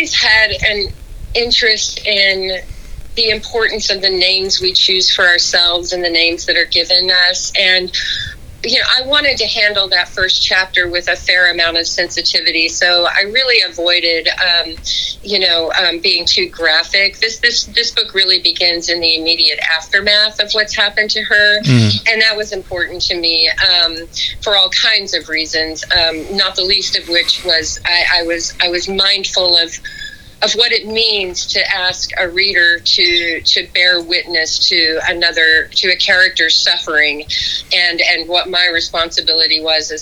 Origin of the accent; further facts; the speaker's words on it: Odessa, Texas, United States; as a kid growing up in a pretty isolated oil town, you know, out in West Texas